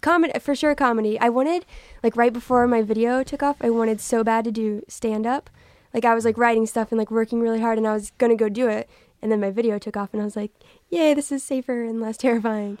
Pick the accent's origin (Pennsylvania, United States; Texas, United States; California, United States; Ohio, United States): Texas, United States; I'm from Texas.